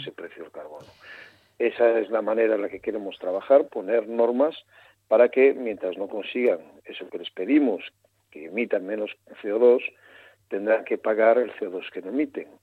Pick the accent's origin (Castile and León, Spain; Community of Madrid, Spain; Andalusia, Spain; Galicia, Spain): Galicia, Spain; soy gallego